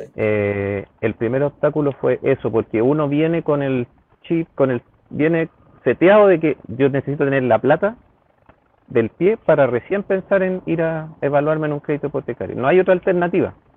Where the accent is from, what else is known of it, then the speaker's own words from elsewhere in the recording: Santiago, Santiago Metropolitan Region, Chile; siempre he vivido en Santiago en diferentes comunas y actualmente en Ñoñoa hace aproximadamente ya 15 años